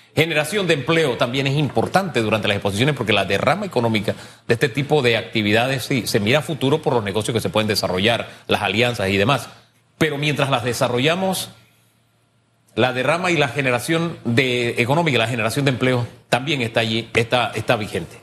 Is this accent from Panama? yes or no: yes; Panama; como panameño